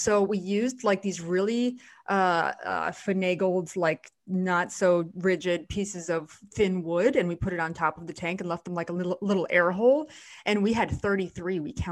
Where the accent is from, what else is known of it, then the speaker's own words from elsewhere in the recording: South Florida, United States; I live in South Florida and I'm born and raised in South Florida.